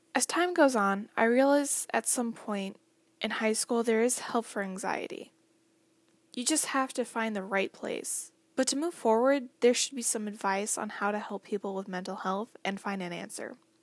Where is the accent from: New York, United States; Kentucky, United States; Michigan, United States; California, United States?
Michigan, United States; Berrien Springs; also born or lived in Baroda, Michigan; I grew up in Berrien since I was two years old.